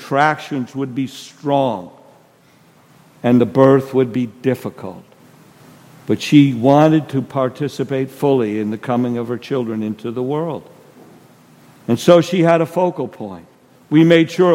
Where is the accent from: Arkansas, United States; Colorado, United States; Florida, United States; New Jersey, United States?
New Jersey, United States; moved away; I'm from New Jersey.